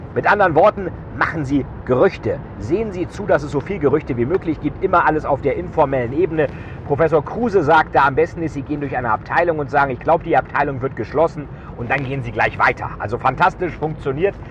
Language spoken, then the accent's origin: German; Bremen, Germany; Ja, ich komme ja selber aus Bremen